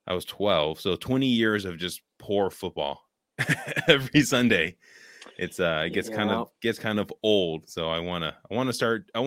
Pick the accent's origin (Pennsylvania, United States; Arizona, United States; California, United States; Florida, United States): California, United States; Richmond; also born or lived in Oakland; now in Wisconsin, United States; I grew up in California, born in Oakland, raised in like the Richmond, San Francisco Bay Area